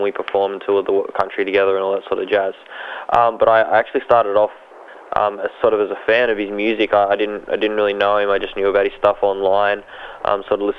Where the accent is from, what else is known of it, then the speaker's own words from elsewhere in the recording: Sydney, New South Wales, Australia; also born or lived in Melbourne; I was born in Melbourne and raised in Sydney. My parents are Egyptian